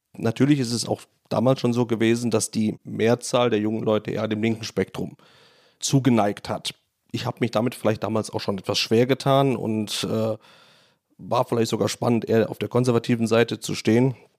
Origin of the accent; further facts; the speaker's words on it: Rhineland, Germany; moved away as an adult; also born or lived in Düsseldorf; now in Poland; Ich komme aus dem Rheinland, bin aus dem gut katholischen Rheinland